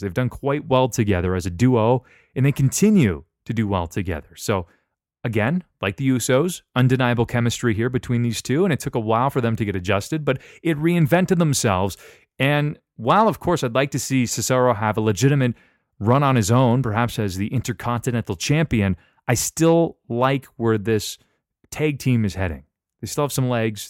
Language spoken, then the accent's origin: English; Canada; I'm from Canada